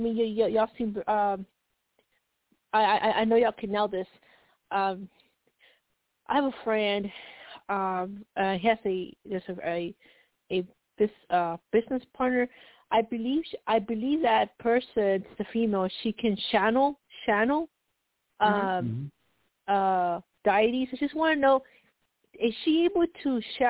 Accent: Colorado, United States; Yes. I'm from Colorado.

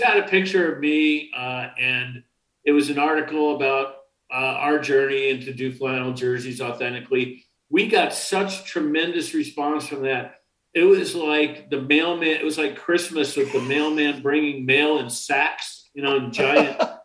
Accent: New York City, New York, United States; was born in Brooklyn the first year there was no Brooklyn Dodger baseball

